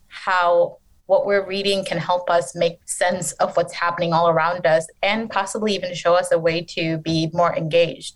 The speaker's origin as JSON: {"language": "English", "town": "Detroit", "region": "Michigan", "country": "United States", "tie": "born or raised there", "also_born_or_lived": "Bangladesh", "said": "I grew up in a predominantly Bangladeshi American community in Detroit"}